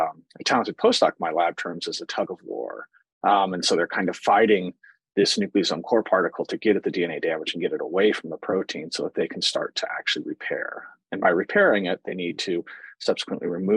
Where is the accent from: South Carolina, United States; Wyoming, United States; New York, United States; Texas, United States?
Wyoming, United States; Cheyenne; moved away as an adult; also born or lived in Colorado / Iowa; now in Kansas City, United States; I was born and raised in Cheyenne, Wyoming